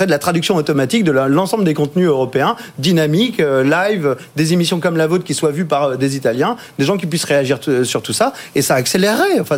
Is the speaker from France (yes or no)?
yes; France; je suis français.